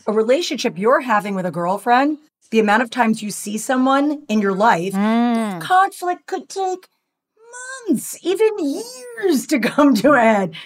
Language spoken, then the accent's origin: English; New York, United States; also born or lived in Los Angeles; now in Orange County, United States; as a New Yorker, transplanted to LA and then dragged down to Orange County